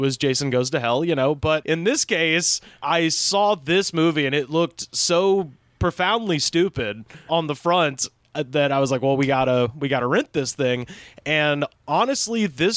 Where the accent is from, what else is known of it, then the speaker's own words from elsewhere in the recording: Auburn, Alabama, United States; I grew up in Auburn, Alabama